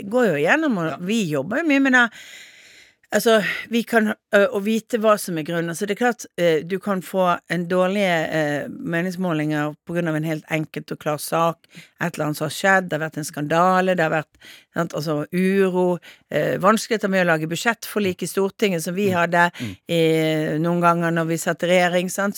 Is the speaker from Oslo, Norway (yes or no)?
no; Bergen, Vestland, Norway; som bergenser så er du jo litt direkte